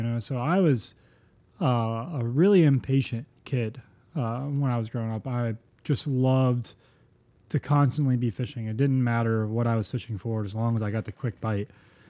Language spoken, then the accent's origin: English; Florida, United States; Yeah, man. It was super incredible. We live on a 2x4 mile island, so if you don't have access to the water